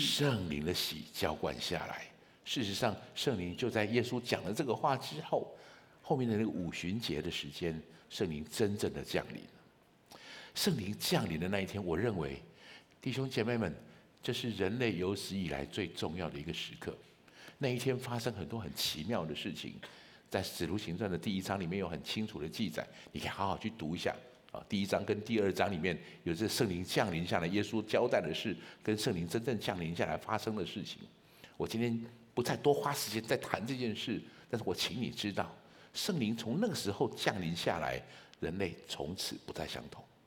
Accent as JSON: {"language": "Chinese", "region": "Taichung", "country": "Taiwan", "tie": "born or raised there", "also_born_or_lived": "Kaohsiung", "moved": "as an adult", "said": "我是一个台中人，我在台中从小长大，我的小学到大学都在台，都在台中"}